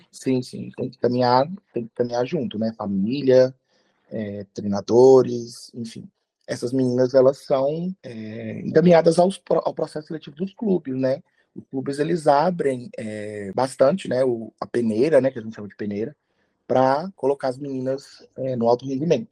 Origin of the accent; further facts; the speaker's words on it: Minas Gerais, Brazil; nós somos de Minas e a gente arbitra os campeonatos aqui